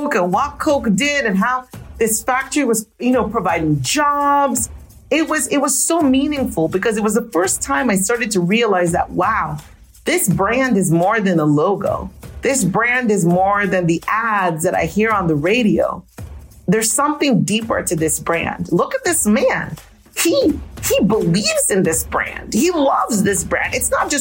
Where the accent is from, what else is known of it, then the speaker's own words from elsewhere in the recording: Nigeria; moved away; Growing up in Nigeria, we had, you know, there was actually a Coca-Cola factory in the town where I lived